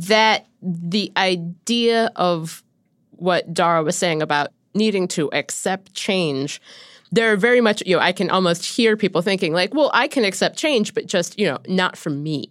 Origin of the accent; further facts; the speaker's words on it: Cincinnati, Ohio, United States; moved away; growing up in Cincinnati